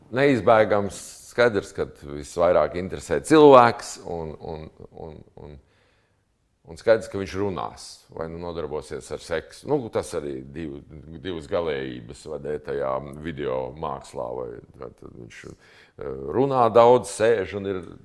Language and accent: Latvian; Latvia; mēs no Latvijas